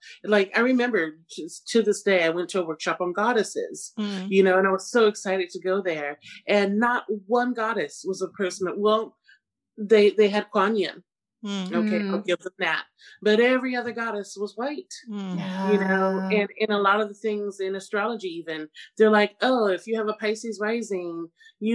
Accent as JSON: {"language": "English", "town": "Seattle", "region": "Washington", "country": "United States", "tie": "born or raised there", "said": "I grew up in Seattle, you know, in the early 90s"}